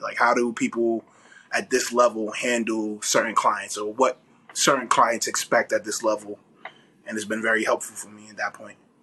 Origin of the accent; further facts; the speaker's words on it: New York, United States; moved away as an adult; also born or lived in Atlanta / Houston; I'm from New York